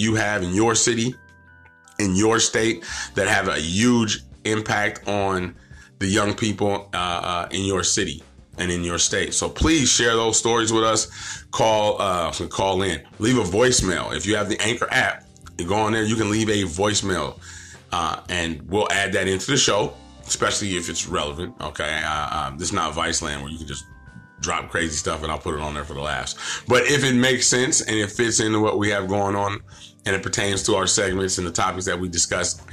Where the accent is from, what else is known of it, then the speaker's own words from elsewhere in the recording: Stockton, California, United States; I'm originally from Stockton. I'm Eastside kid, Eastside Stockton